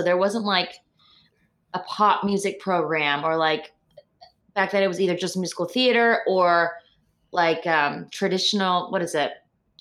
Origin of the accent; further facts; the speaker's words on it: Chicago, Illinois, United States; moved away as an adult; also born or lived in New York; now in Los Angeles, United States; I'm in the north suburbs of Chicago, which is where I was born and raised with my parents